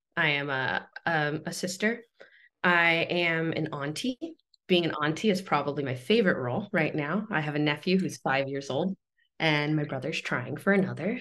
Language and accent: English; Los Angeles, California, United States; I was born in Southern California, grew up in a in a small town on Tongva land called uh, San Pedro, California